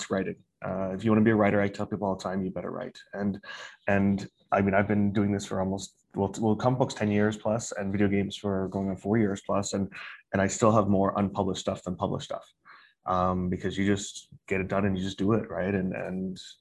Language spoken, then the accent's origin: English; Calgary, Alberta, Canada; moved away as an adult; also born or lived in Singapore; now in Beijing, China; I'm originally from Calgary, Alberta, Canada